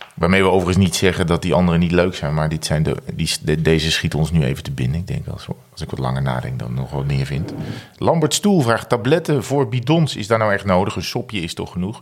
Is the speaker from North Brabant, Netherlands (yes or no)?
yes; North Brabant, Netherlands; moved away; Ik kwam natuurlijk ook uit Brabant